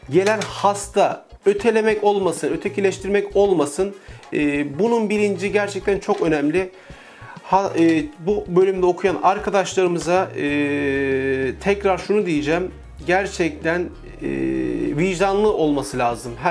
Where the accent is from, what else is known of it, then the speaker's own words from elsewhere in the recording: Ordu, Turkey; now in Istanbul, Turkey; Orduluyum aslen. 29 yıldan beri İstanbul'da ikamet ediyorum. E, Sultanbeyli'de yaşamı sürdürüyorum.